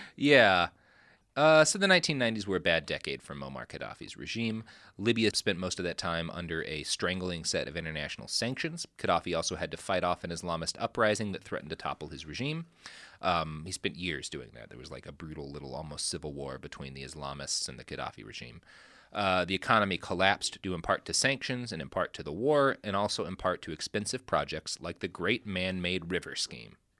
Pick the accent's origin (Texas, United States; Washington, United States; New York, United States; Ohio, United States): Texas, United States; I come from Texas